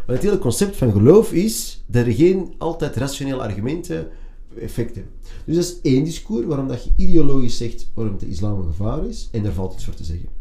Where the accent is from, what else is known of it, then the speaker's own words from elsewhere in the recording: Antwerp, Flanders, Belgium; ik ben opgegroeid in een multiculturele buurt, een multiculturele school